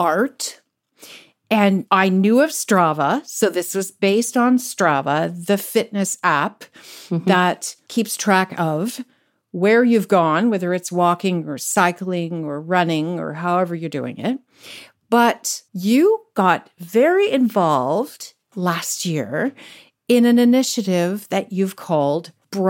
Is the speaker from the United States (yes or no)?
no; Canada; I'm Canadian